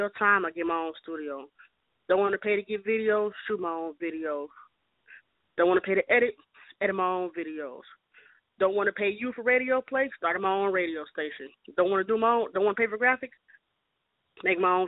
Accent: St. Paul, Minnesota, United States; now in Atlanta, United States; born in Minneapolis, raised in St. Paul

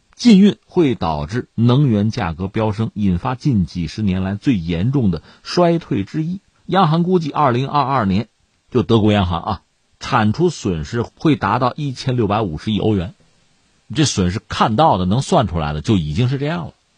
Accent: China; 我们中国人

